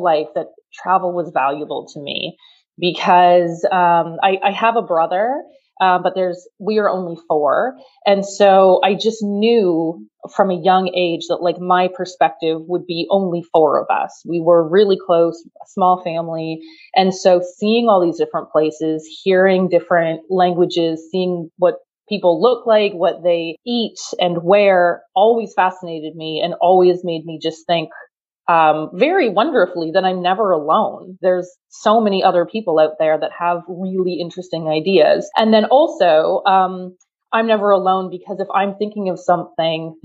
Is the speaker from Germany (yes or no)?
yes; Germany; moved away; I grew up in West Germany